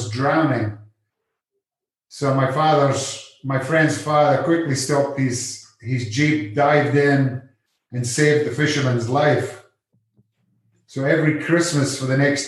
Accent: Scotland, United Kingdom; moved away as an adult; now in California, United States; growing up in Scotland, you know, as a young teenager

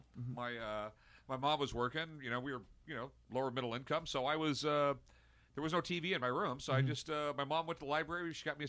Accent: Southern California, United States; 50 years old, I grew up in Southern California.

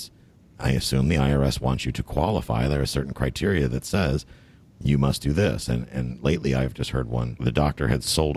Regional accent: Buffalo, New York, United States; now in Florida, United States; I'm not from the city, though. I'm from Buffalo

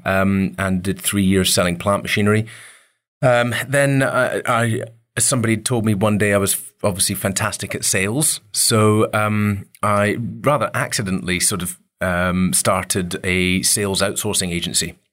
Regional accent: Dervaig, Scotland, United Kingdom; growing up on the Isle of Mull was, you know, it was pretty wild up there

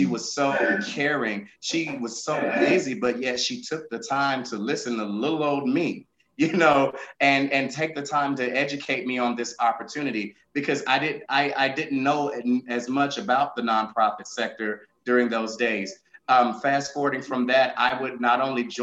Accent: Columbus, Mississippi, United States; I was born and raised in Columbus, Mississippi.

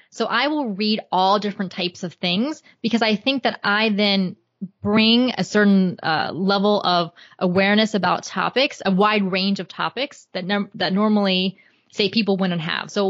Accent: Florida, United States; so I was born and raised in Florida. I lived in Atlanta, Georgia for four years when I was going to graduate school at Emory. But other than that, I've lived in Florida my entire life and I love Florida.

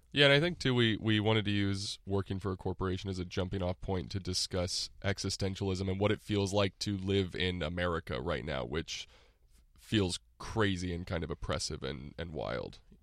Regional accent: Texas, United States; moved away as an adult; now in Los Angeles, United States; grew up in Texas mostly, and I went to college in Austin

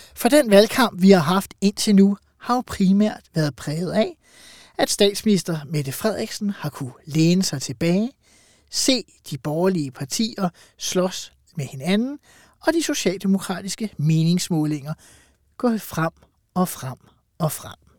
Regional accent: Farum, Capital Region of Denmark, Denmark; jeg er fra Farum, altså har ja. levet med en øh, borgmester Brikstofte

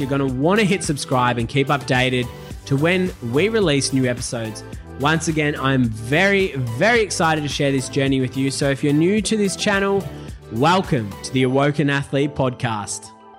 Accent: Melbourne, Victoria, Australia; moved away as an adult; now in Gold Coast, Australia; I was born and raised in Melbourne

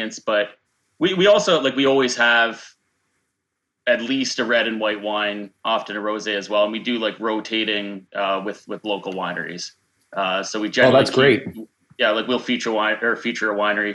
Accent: Niagara Falls, Ontario, Canada; I'm from Niagara Falls. I'm from the north end of Niagara Falls

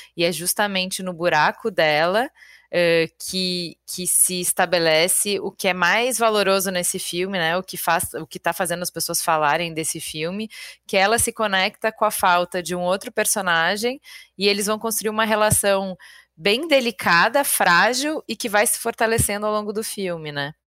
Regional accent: Porto Alegre, Rio Grande do Sul, Brazil; moved away; saí de Porto Alegre

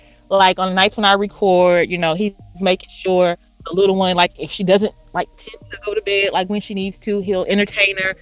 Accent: Houston, Texas, United States; now in Dallas, United States; I'm in Dallas, but I'm from Houston

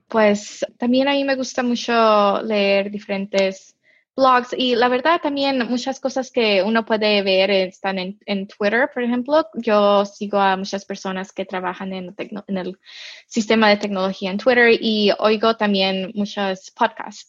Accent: Mexico; now in United States; yo nací en México, yo crecí en México

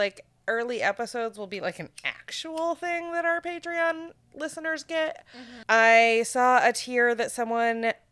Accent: Maine, United States; moved away; you had to go to fucking Bangor to get to JCPenney

